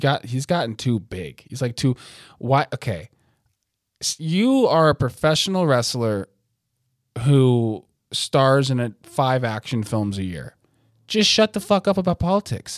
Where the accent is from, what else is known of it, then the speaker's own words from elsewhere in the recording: United States; I'm American